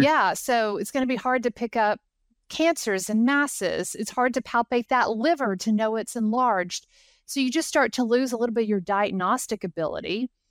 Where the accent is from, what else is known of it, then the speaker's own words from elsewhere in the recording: Knoxville, Tennessee, United States; I actually grew up about two miles from the campus